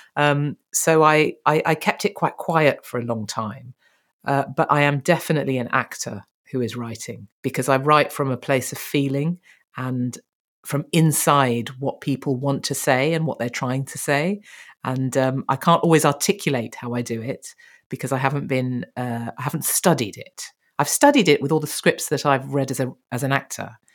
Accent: Birmingham, West Midlands, United Kingdom; we're both from Birmingham

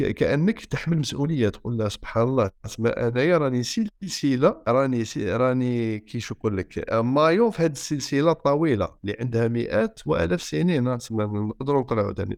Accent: Algeria; انا جزائري انا جزائري يعني انا عايش في الجزائر

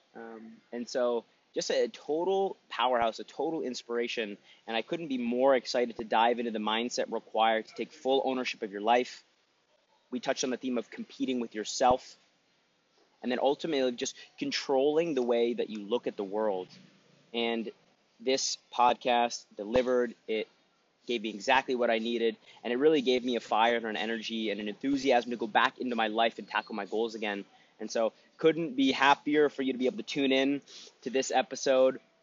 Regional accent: Newmarket, Ontario, Canada; I grew up in Newmarket, so I watched the Hurricanes

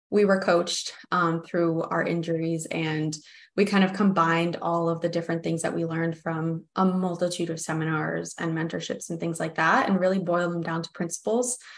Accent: United States; I'm American

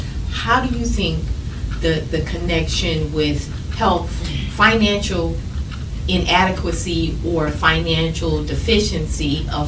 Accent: St. Louis, Missouri, United States; I'm from St. Louis

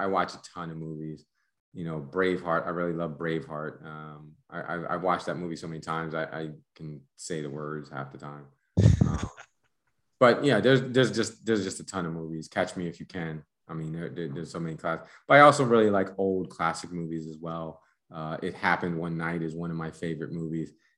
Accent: United States; moved away as an adult; also born or lived in Panama; now in Mexico; as an American

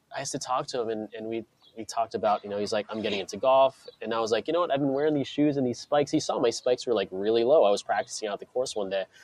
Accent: Clearwater, Florida, United States; where I grew up in Florida, it's where they started the first Hooters. It was in, mm-hmm. Clear, in Clearwater, Florida.

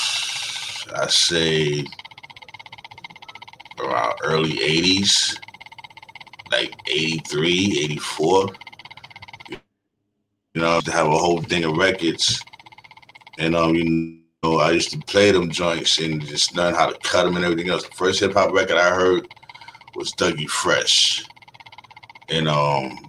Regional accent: New York City, New York, United States; I came from Brooklyn, New York, you know what I'm saying? Born in Bed-Stuy

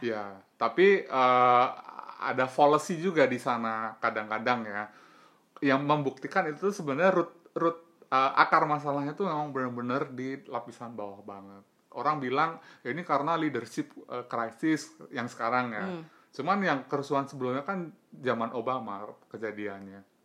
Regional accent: Java, Indonesia; also born or lived in Banten / Surabaya; gue sendiri sebagai orang Jawa

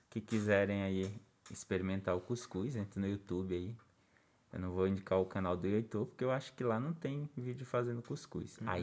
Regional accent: Pato Branco, Paraná, Brazil

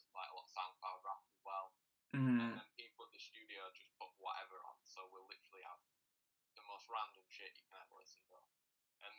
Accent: Rotherham, Yorkshire and the Humber, United Kingdom; I was born in Rotherham, and I still live in Rotherham

